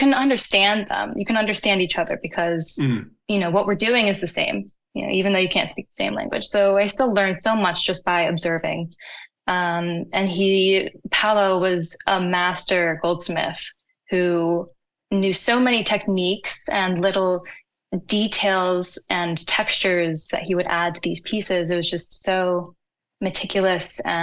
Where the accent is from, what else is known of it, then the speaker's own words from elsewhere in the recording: United States; growing up in America